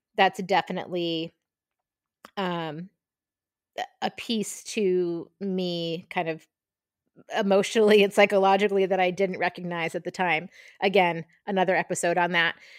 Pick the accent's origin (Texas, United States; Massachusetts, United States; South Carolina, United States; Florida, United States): Massachusetts, United States; Marshfield; also born or lived in Brooklyn, New York; I grew up in Marshfield, Massachusetts, about a half an hour south of Boston